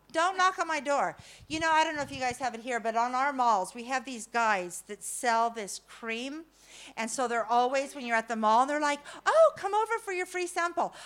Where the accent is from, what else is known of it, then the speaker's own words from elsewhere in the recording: California, United States; I'm from California